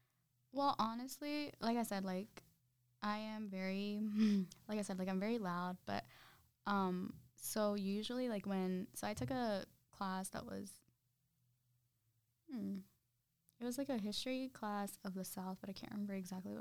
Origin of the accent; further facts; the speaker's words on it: Zacatecas, Mexico; Like, I'm from Zacatecas, my best friend. She's from Veracruz.